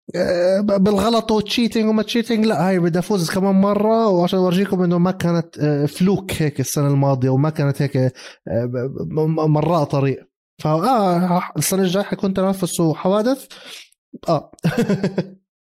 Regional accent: Jordan; also born or lived in Mexico; انا احمل جنسيه المكسيك بس انا اردني انا عندي دبل ناشوناليتيز

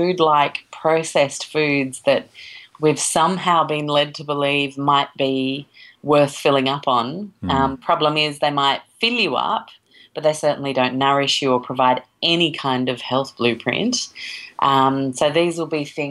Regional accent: Sydney, New South Wales, Australia; also born or lived in London, United Kingdom / Chicago, United States; From the mid-70s we moved here in Sydney, 1980, and I've been here all my life.

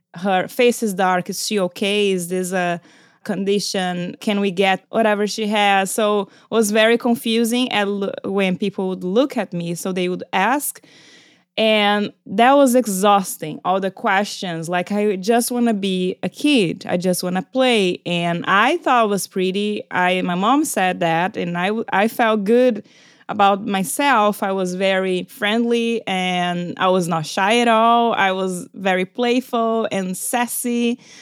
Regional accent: Brazil; moved away; I'm from Brazil. We are very expressive. And also back when I was a kid, there was no internet.

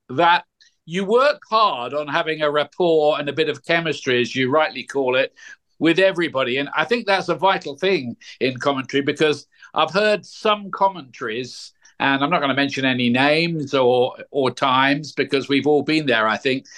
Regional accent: Portsmouth, South East England, United Kingdom; I was born in Portsmouth, so I support Pompey.

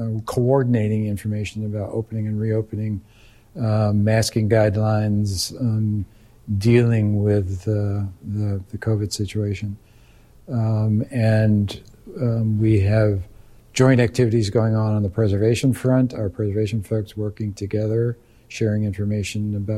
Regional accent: Beverly, Massachusetts, United States; growing up in Beverly, Massachusetts

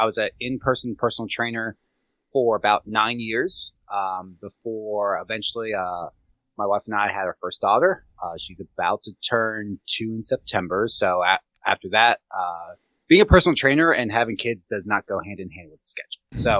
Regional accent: Gettysburg, Pennsylvania, United States; I grew up around hunters in Gettysburg, but did not hunt.

